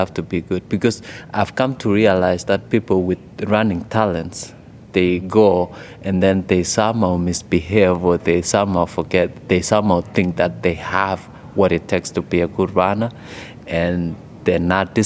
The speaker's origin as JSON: {"language": "English", "region": "Rift Valley", "country": "Kenya", "tie": "born or raised there", "moved": "yes", "said": "I grew up in the village of in Pomet district, that is in East Africa, Kenya, particularly the Rift Valley province"}